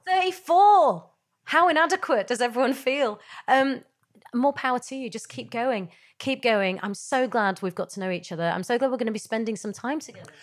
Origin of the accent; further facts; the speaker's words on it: Yorkshire and the Humber, United Kingdom; I grew up in Yorkshire.